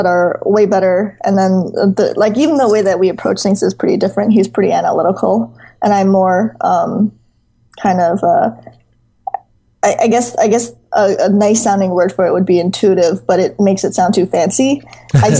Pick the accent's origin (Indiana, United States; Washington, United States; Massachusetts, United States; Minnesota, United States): Minnesota, United States; moved away; also born or lived in Pennsylvania; I consider Minnesota my hometown